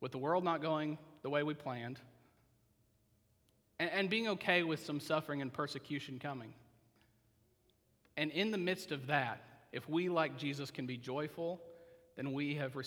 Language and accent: English; Oklahoma, United States; moved away as an adult; now in Alcoa, United States; If I was back in Oklahoma